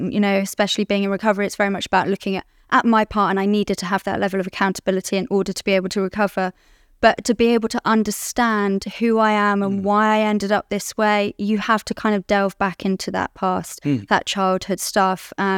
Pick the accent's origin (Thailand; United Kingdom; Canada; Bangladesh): United Kingdom; London; I'm an addict. I'm from London, live in London. I'm 36 years old